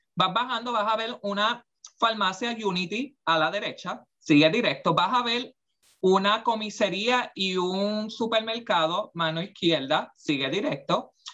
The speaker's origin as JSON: {"language": "Spanish", "town": "Aibonito", "country": "Puerto Rico", "tie": "born or raised there", "moved": "yes", "said": "yo creciendo en Hay Bonito"}